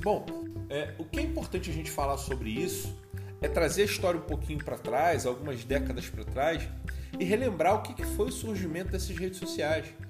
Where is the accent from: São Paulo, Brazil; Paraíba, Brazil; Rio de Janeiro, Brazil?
Rio de Janeiro, Brazil; eu sou carioca